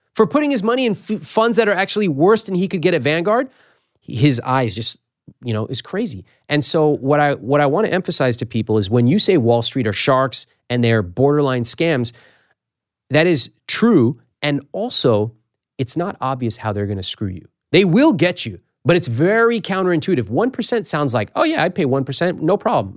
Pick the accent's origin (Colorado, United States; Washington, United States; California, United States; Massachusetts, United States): California, United States; Sacramento; the Sacramento Bee at my hometown paper